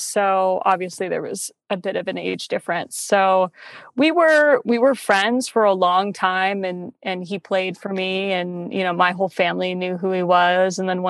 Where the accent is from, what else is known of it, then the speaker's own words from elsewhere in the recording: San Diego, California, United States; now in Los Angeles, United States; being from San Diego and how I rep San Diego so hard. I'm a SoCal girl. I grew up 10 minutes from the beach.